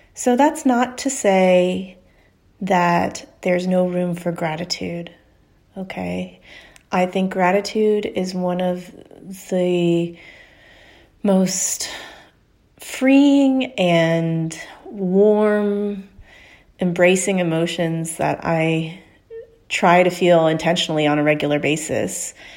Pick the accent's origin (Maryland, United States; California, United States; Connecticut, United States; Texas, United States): Texas, United States; Houston; moved away as an adult; go back to my hometown, Houston, Texas, and spend some time with my family